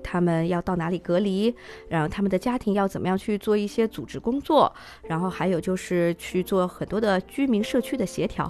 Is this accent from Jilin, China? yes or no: no; Wuhan, Hubei, China; moved away; 像我在武汉土生土长地长大